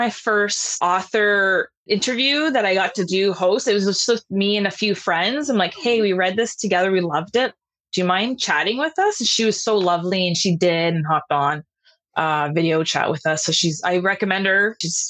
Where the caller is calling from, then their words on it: Toronto, Ontario, Canada; I'm coming from Toronto, Canada.